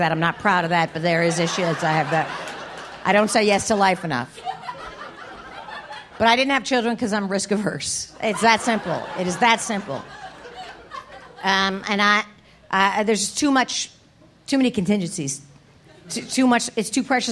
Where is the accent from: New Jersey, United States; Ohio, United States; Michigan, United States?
New Jersey, United States; my home state of New Jersey